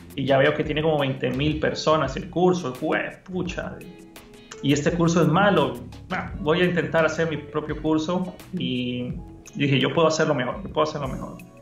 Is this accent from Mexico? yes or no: no; Costa Rica; moved away; also born or lived in Honduras; yo soy de Costa Rica, pero viví muchos años en Honduras